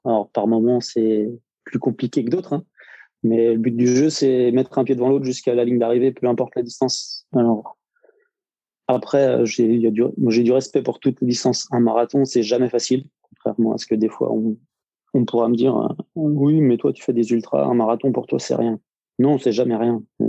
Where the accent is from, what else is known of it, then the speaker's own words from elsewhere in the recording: Nantes, Pays de la Loire, France; also born or lived in Rennes area; now in Rennes, France; à la base, je suis nantais